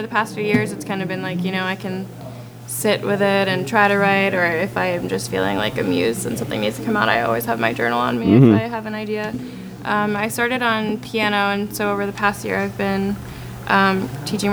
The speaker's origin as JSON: {"language": "English", "town": "Portland", "region": "Maine", "country": "United States", "moved": "as an adult", "lives_now": "Burlington, United States", "said": "I'm from Portland, Maine. I've been in Burlington for August will be 6 years"}